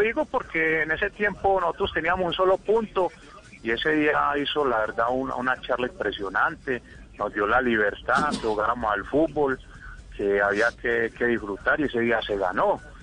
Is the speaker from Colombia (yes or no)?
yes; Colombia; yo soy muy colombiano